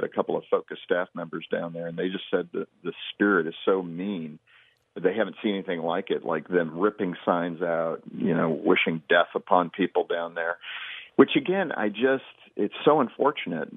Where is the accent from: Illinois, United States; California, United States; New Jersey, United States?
California, United States; West Covina; also born or lived in Long Beach, California; now in Colorado, United States; I was born in West Covina right there in Southern California, lived all over Long Beach and other spots